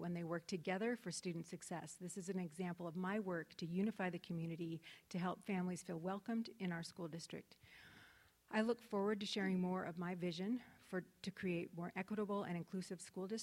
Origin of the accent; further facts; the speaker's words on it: Spokane, Washington, United States; I grew up in Spokane, attended local public school